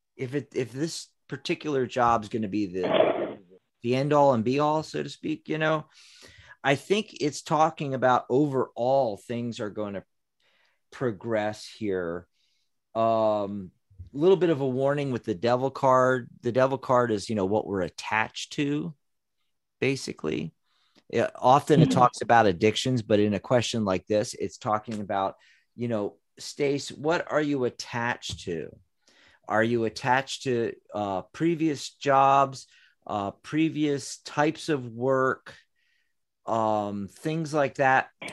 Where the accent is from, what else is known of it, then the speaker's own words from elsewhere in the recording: Pennsylvania, United States; now in Tucson, United States; where we're originally from